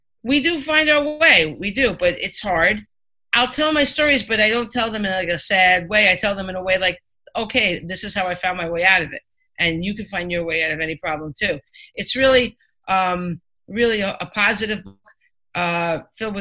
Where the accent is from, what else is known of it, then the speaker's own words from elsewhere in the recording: Five Towns, New York, United States; I grew up in the Five Towns, which is pretty wealthy